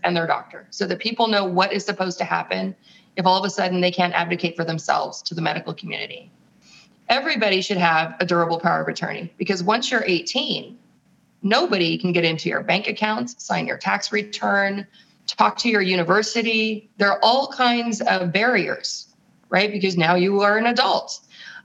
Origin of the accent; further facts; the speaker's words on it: San Francisco, California, United States; moved away as an adult; also born or lived in Europe / Los Angeles / Rome; I was born in San Francisco